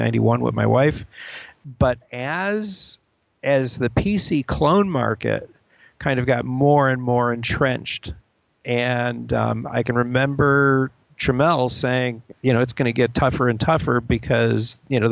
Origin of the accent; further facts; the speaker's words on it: Chicago, Illinois, United States; I grew up in Chicago